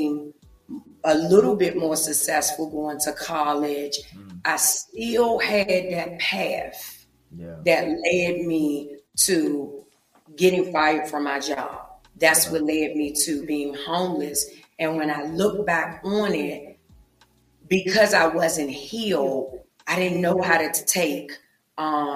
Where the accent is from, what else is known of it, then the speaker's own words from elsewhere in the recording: Washington, District of Columbia, United States; I am from Washington, D.C., born and raised, grew up in the projects of Southeast D.C.